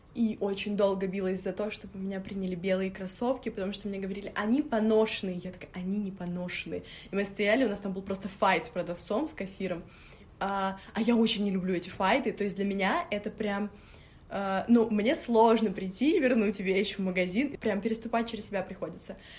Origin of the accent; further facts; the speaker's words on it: Moscow, Russia; also born or lived in Orekhovo-Zuyevo; я считаю себя москвичкой, через три дня я была в Москве, всю жизнь живу в Москве.